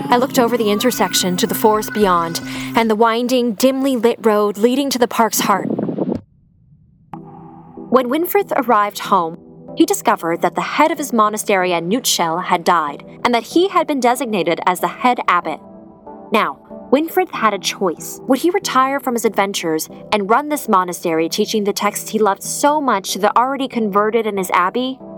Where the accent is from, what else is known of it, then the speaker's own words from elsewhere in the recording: Cleveland, Ohio, United States; I'm from Cleveland.